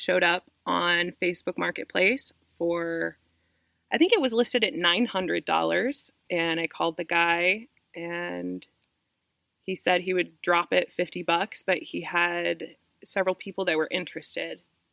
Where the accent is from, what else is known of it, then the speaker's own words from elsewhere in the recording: Indiana, United States; moved away as an adult; I'm originally from Indiana. I grew up on a homesteading farm there